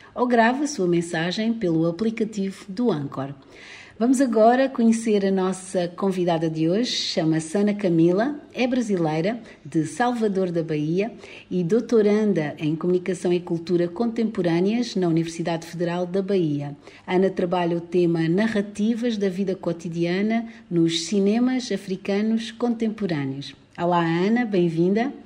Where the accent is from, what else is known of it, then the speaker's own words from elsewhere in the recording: Mozambique; de Moçambique, que eu conheço e de onde eu sou